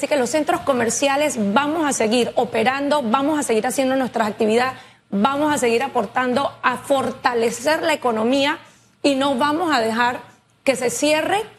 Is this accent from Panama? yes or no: yes; Panama; como panameños